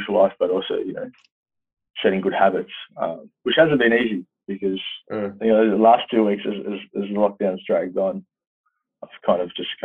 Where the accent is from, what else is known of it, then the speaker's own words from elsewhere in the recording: Sydney, New South Wales, Australia; I grew up in West Sydney, so I'm a Southwest Sydney boy